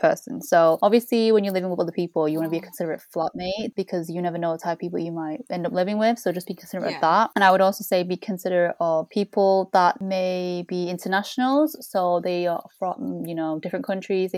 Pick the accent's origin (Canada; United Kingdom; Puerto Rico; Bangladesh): United Kingdom; We are both British born Chinese